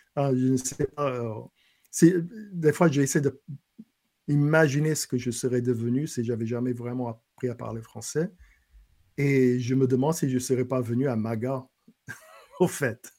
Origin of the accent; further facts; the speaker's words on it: lower Bayou Lafourche, Louisiana, United States; French is a second language; now in Lafayette, United States; en bas du bayou, Cut-Off, Gallian, Golden Meadow, là d'où je viens